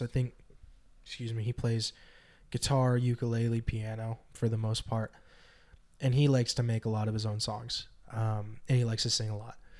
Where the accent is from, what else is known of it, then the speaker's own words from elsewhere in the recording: Northern California, United States; Northern California